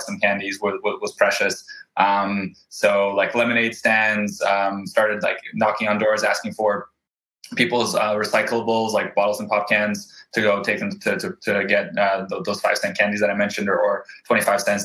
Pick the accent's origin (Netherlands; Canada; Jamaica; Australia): Canada; Vancouver, British Columbia; also born or lived in Krasnoyarsk, Russia / Ofra, Israel; I grew up in Vancouver, lived here my whole life